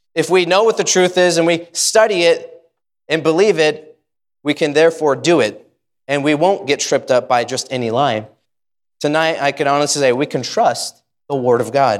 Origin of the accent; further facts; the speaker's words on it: United States; I love being an American Baptist. Uh, I, I love it. I love my country